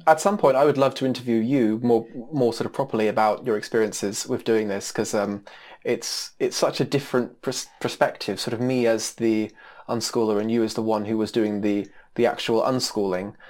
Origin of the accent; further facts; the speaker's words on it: United States; moved away; being an American with, you know, blonde hair